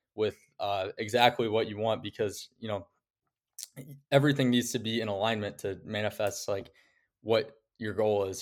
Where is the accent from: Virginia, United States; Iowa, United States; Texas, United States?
Iowa, United States; Okoboji; I'm from Okoboji, Iowa, which is, uh, small town in northwest Iowa